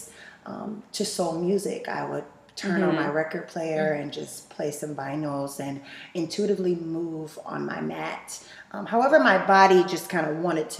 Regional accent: Baton Rouge, Louisiana, United States; also born or lived in Austin, Texas / Dallas, Texas; now in Seattle, United States; I'm originally from Baton Rouge, Louisiana

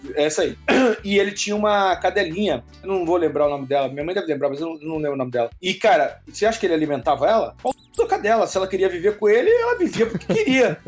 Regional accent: Antonina, Paraná, Brazil; also born or lived in Guaraqueçaba; eu cresci um pouco em Antonina, ali, ali litoral do Paraná, e ali na, em Guaraqueçaba

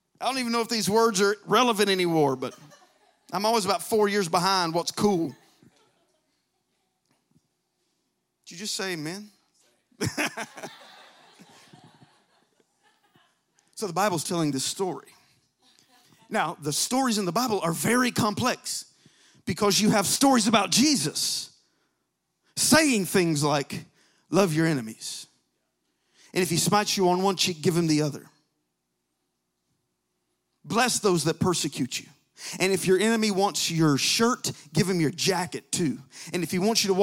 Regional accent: Alabama, United States; I'm from Alabama

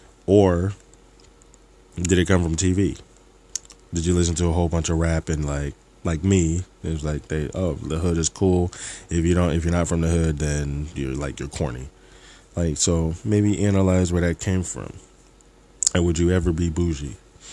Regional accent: New Jersey, United States; I'm sure people from South Jersey can relate to this. When you go into Philly, or even if you go to Trenton or Camden, they'd be like, oh, y'all rich.

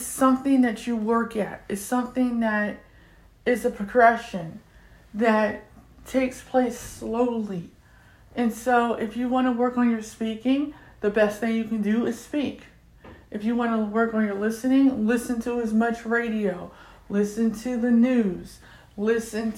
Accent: United States; first language English; I'm African American, I'm 44 years old, I'm visually impaired, and I get tongue-tied when speaking my own language, which is English.

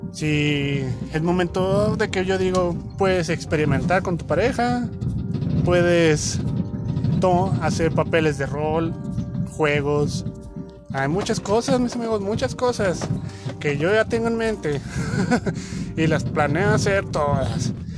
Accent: Mexico; como mexicanos

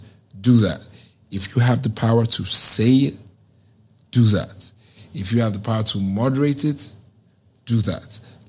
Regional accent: Nigeria; Because I'm a Nigerian and it's a dance that is in Nigeria.

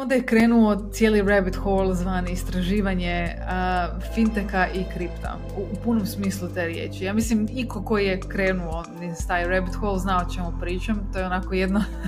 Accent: Zagreb, City of Zagreb, Croatia; imam 32 godine, iz Zagreba sam

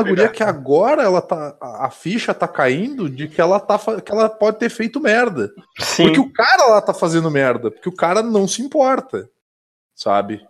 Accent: Caxias do Sul, Rio Grande do Sul, Brazil; now in Vacaria, Brazil; eu sou de Caxias do Sul, mas eu moro em Vacaria

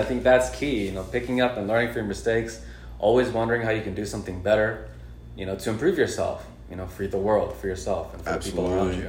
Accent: Los Angeles, California, United States; moved away as an adult; now in Columbus, United States; I'm from California, from LA.

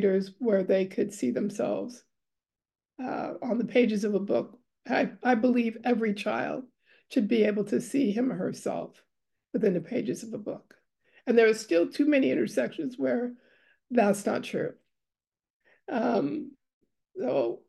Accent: New York City, New York, United States; also born or lived in Austin, New York; now in West Coast, United States; I'm a Harlem-born girl. So I start off in Harlem. I lived in every borough of New York except for Staten Island at least twice

